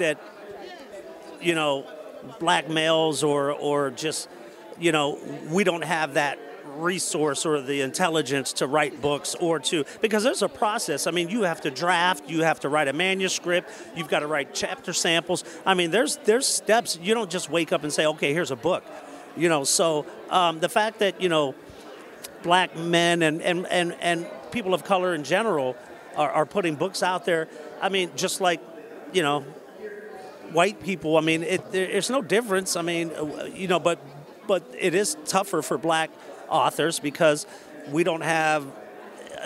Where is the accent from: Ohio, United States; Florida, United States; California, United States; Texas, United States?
Ohio, United States; Canton; we're from Canton, Ohio. I'm from Canton